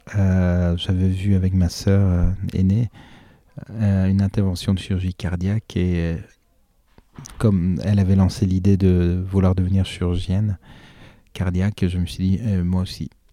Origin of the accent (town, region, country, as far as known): Ivry-sur-Seine, Île-de-France, France; born or raised there; also born or lived in Iran / La Défense